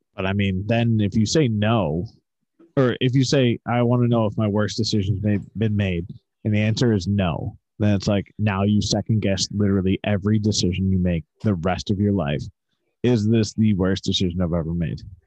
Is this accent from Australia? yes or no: no; the North, United States; I'm from the North